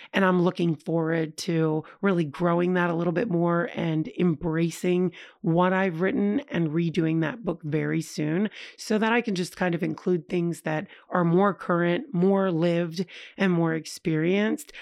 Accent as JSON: {"language": "English", "region": "tri-state area", "country": "United States", "said": "as an American who never, ever left her country, and, I mean, to be honest, I'd never left the tri-state area"}